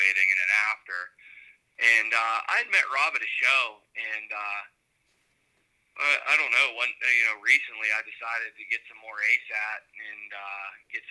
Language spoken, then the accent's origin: English; Evans City, Pennsylvania, United States; also born or lived in Washington County, Pennsylvania / Clarion, Pennsylvania; I grew up about an hour north in a little town called Evan City, Pennsylvania, in Butler County. I've lived in PA my entire life